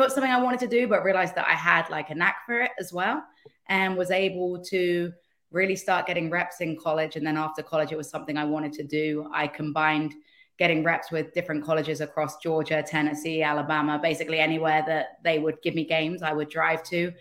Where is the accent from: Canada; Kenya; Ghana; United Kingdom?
United Kingdom; England; moved away as an adult; now in United States; being English is kind of in your D N